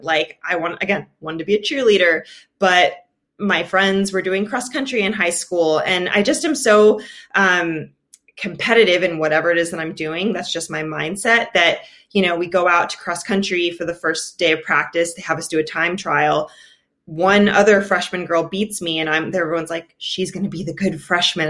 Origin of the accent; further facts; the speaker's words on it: Austin, Texas, United States; I was born in Austin, Texas, mostly grew up there